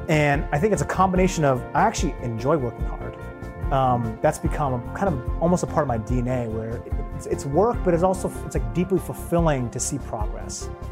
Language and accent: English; Seattle, Washington, United States; I grew up in Seattle